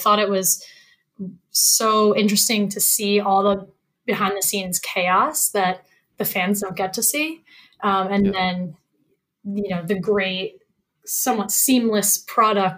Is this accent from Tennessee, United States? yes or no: no; Norwalk, Connecticut, United States; also born or lived in Ithaca, New York / New York City; I am a Northeast girl, born and raised. So I grew up in Norwalk, Connecticut